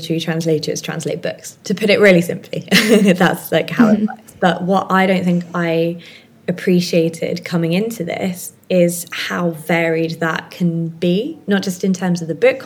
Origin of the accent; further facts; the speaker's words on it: Hertfordshire, East of England, United Kingdom; also born or lived in Friuli Venezia Giulia, Italy; now in Italy; I'm originally from Hertfordshire, sort of North London-y kind of way, but I currently live, hopefully permanently live now, in Northern Italy in an area called Friuli Venezia Giulia